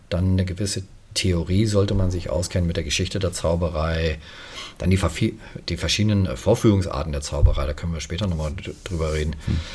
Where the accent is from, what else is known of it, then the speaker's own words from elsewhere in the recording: Germany; Aber als Deutscher stand ja auch wieder Militär